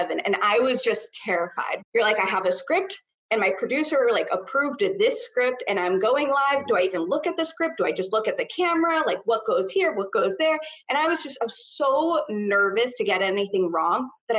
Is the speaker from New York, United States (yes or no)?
yes; New York, United States; moved away as an adult; also born or lived in West Texas; I'm from New York originally, but I drove cross country from Texas